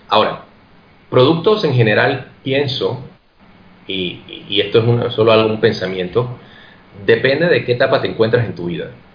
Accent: Panama; moved away; yo soy de Panamá

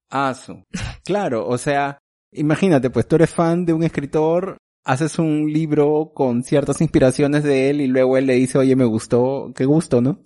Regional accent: Peru; moved away; nuestro Congreso peruano

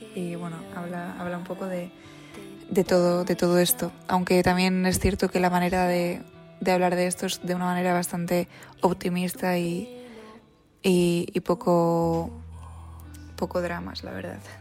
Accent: San Sebastián, Basque Country, Spain; soy de Donosti

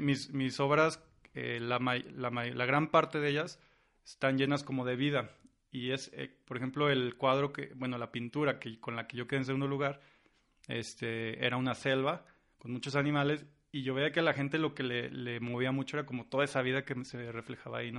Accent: San Luis Potosí, Mexico; also born or lived in Santa Maria, Brazil; de aquí mero, de San Luis Potosí

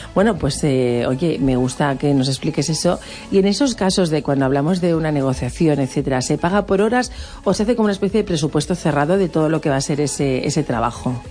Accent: Balearic Islands, Spain; ¿Cómo somos los Baleares?

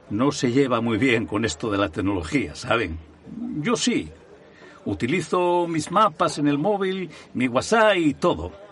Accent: Gijón, Asturias, Spain; Soy de Gijón de toda la vida. He trabajado por más de 50 años en el puerto del Musel y vivo en la barriada del Llano.

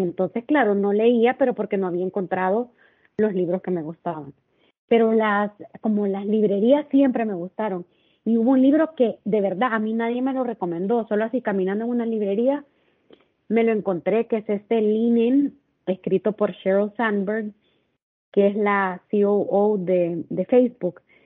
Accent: El Salvador; moved away as an adult; now in Cabo San Lucas, Mexico; soy originaria de El Salvador y tengo casi tres años de estar viviendo en Cabo San Lucas

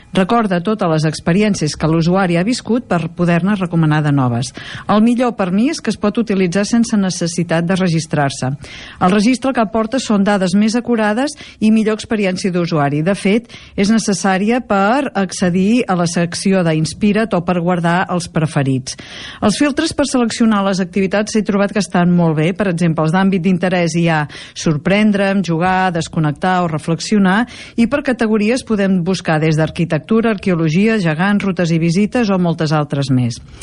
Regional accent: Girona, Catalonia, Spain; Jo sóc de Girona també

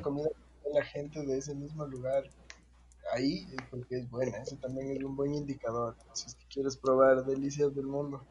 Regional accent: Quito, Pichincha, Ecuador; como buen quiteño

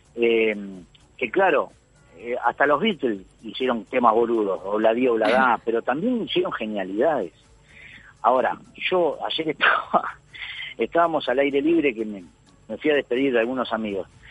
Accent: Uruguay; moved away as an adult; now in Argentina; mi ciudad? Donde yo nací, donde me crié

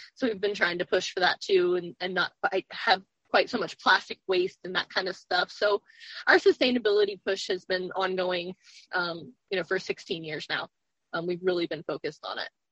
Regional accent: Roanoke, Virginia, United States; I am from Virginia. I grew up in Roanoke and have spent most of my life here

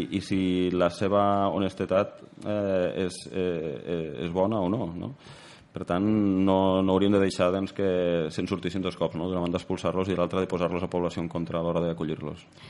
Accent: Pallars, Catalonia, Spain; jo sóc del Pallars

